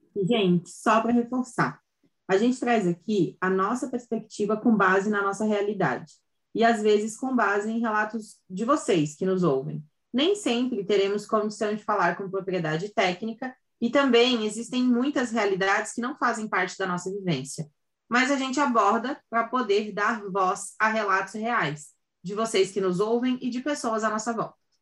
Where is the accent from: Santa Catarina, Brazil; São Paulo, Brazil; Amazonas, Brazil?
Santa Catarina, Brazil; sou de Santa Catarina